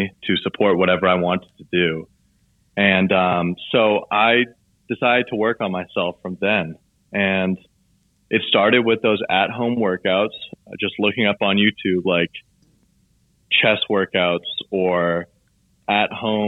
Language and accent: English; Southern Maine, United States; growing up in Southern Maine where it's just all outdoor activities.